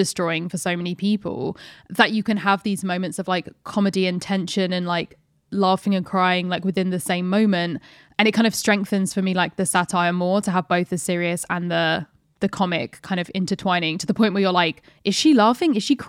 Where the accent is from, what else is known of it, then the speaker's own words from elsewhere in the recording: France; born there; my mother got married in pants and I was born in France.